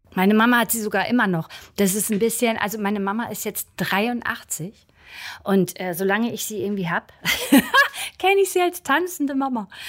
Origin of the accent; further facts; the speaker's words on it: Brunsbüttel, Schleswig-Holstein, Germany; now in Berlin, Germany; ich komme ursprünglich aus Brunsbüttel, einer Schleusenstadt am Wasser sozusagen. Ein Fischkopf, wie auch manche das nennen würden.